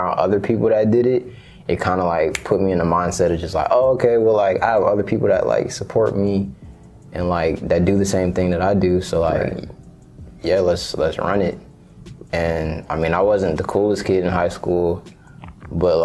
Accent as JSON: {"language": "English", "town": "Austell", "region": "Georgia", "country": "United States", "tie": "born or raised there", "also_born_or_lived": "East Atlanta, Georgia / Grand Prairie, Texas", "lives_now": "College Park, United States", "said": "I left from over there when I was 5."}